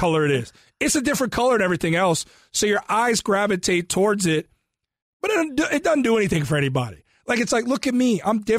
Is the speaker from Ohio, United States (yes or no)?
yes; Cincinnati, Ohio, United States; Because I'm a big Cincinnati Bengals guy, born and raised in Cincinnati.